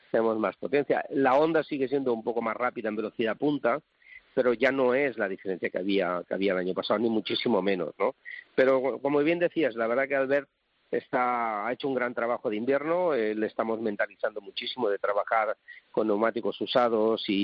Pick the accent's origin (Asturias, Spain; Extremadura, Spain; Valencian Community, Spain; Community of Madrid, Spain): Valencian Community, Spain; Valencia; Soy de Valencia y tengo que defender a los cítricos